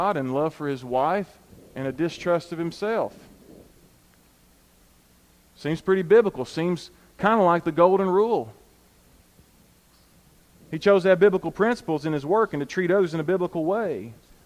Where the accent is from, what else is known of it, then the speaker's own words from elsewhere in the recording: United States; us as American Christians